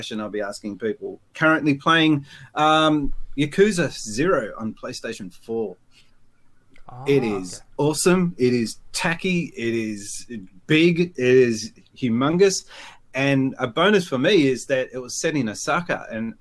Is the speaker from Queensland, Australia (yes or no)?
no; Sydney, New South Wales, Australia; I'm from Sydney, Australia